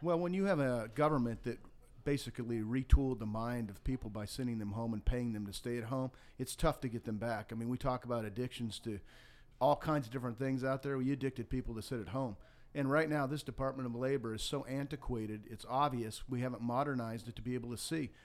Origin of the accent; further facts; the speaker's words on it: Montana, United States; moved away as an adult; also born or lived in Florida; now in Georgia, United States; I grew up in Montana, had a very tough background